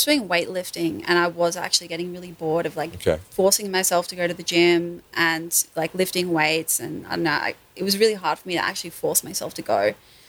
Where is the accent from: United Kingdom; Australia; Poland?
Australia; Sydney, New South Wales; moved away as an adult; So I was born in Sydney. I grew up there and I moved up here when I was 21.